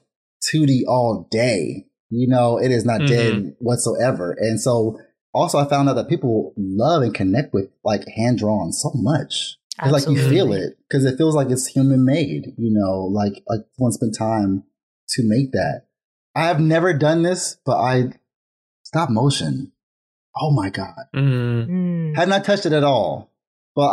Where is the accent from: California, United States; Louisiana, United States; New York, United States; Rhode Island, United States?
California, United States; Vallejo; I'm from Vallejo, California